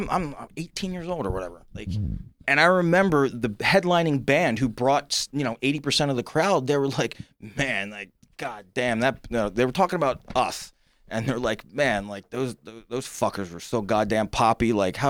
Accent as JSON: {"language": "English", "region": "New Jersey", "country": "United States", "tie": "born or raised there", "said": "we're from South Jersey."}